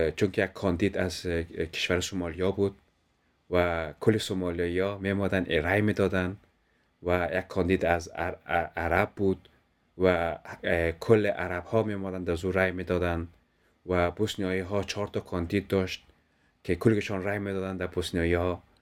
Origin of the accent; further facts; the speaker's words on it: Afghanistan; also born or lived in Denmark; now in Kolding, Denmark; ما افغان ها که در دنمارک زندگی میکنیم